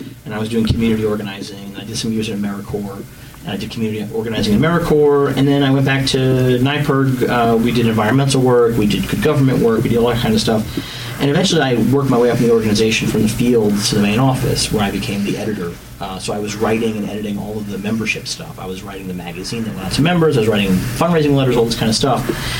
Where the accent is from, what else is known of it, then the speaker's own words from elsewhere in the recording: New York City, New York, United States; I'm from New York City.